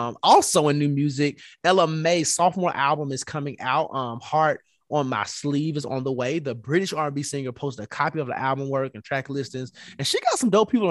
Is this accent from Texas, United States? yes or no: no; Tennessee, United States; Marsha Blackburn, senator from my home state